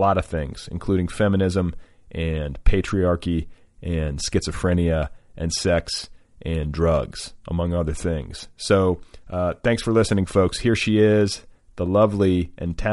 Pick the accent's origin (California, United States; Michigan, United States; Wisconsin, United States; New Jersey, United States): Wisconsin, United States; Milwaukee; also born or lived in Indiana; now in Los Angeles, United States; I grew up in partially in Milwaukee